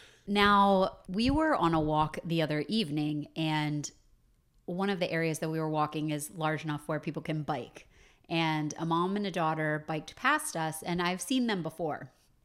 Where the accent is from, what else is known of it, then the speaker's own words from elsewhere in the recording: Maryland, United States; I grew up outside of Baltimore, not in Kansas.